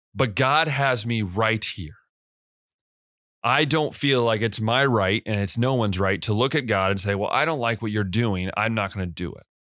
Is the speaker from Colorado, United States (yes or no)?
no; West Liberty, Ohio, United States; moved away as an adult; also born or lived in Hungary; I'm from West Liberty, Ohio. I'm from a small town in Ohio